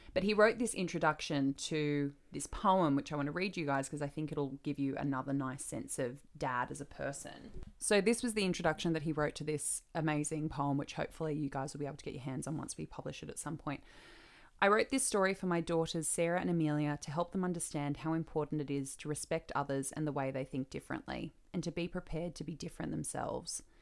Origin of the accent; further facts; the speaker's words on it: Australia; I'm becoming American, apparently, for all my Australian people out there